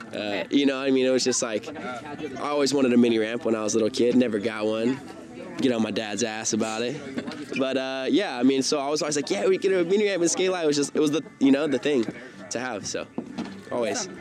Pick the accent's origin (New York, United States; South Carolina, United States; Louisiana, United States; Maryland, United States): South Carolina, United States; Simpsonville; now in San Diego, United States; where I grew up in Simpsonville, South Carolina